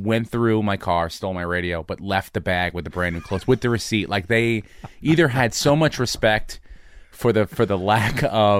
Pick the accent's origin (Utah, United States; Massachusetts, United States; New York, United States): New York, United States; I came from New York. I came from